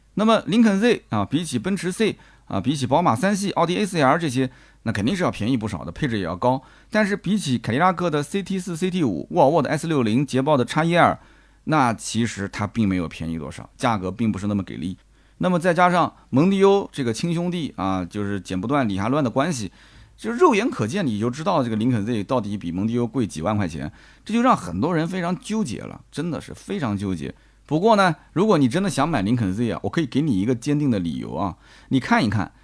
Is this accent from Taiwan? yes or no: no; China; 按照我们中国人审美讲